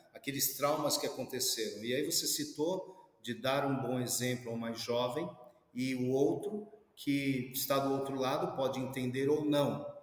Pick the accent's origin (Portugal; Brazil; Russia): Brazil; Nós somos brasileiros